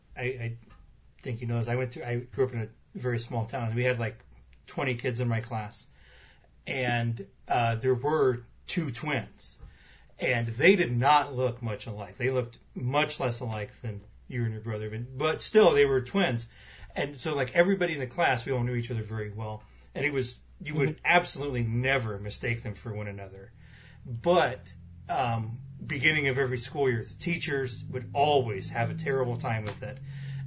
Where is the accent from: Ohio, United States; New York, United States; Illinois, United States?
Illinois, United States; Avon; I grew up in Avon, Illinois, about half an hour away from Galesburg, where Knox College is.